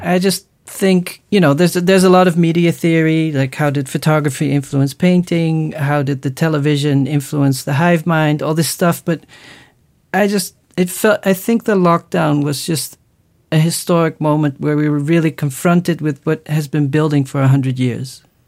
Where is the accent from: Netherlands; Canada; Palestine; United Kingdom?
Netherlands